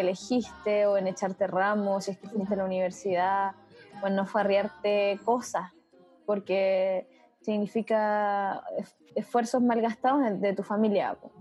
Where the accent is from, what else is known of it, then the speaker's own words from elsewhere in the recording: Chile; no somos así los chilenos. La mayoría de los chilenos no somos rubios de ojos azules